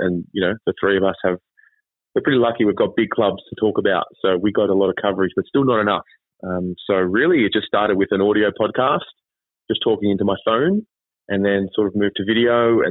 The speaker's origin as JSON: {"language": "English", "country": "Australia", "also_born_or_lived": "China / Israel", "moved": "yes", "said": "Long story short, I moved away from Australia. I was living in China. And I did a stint there for 6 months, and then I spent 2 years in Israel."}